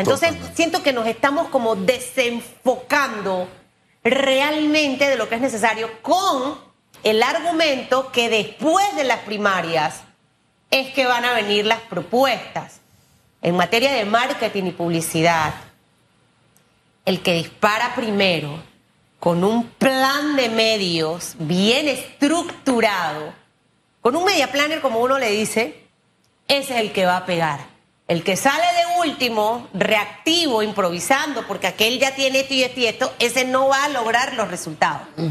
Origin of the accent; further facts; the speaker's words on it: Panama; como panameños